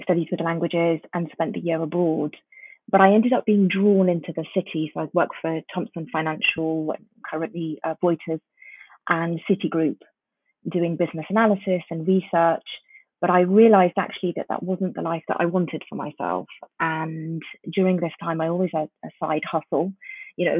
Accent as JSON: {"language": "English", "region": "London", "country": "United Kingdom", "tie": "born or raised there", "also_born_or_lived": "Tanzania", "second_language": "English", "said": "I moved to London with my family when I was around 5 or 6. And I didn't speak a word of English"}